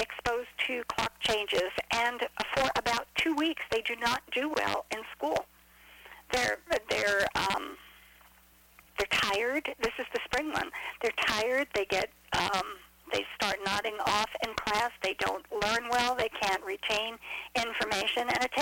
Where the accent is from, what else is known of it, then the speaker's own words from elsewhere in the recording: New York, United States; accent: New Yorkese; now in Florida, United States; you talk New Yorkese. Because I grew up in New York